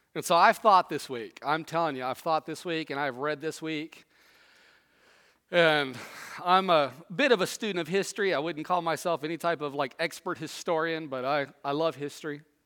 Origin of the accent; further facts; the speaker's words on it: Southwest, United States; moved away; also born or lived in East Tennessee; I grew up in the Southwest.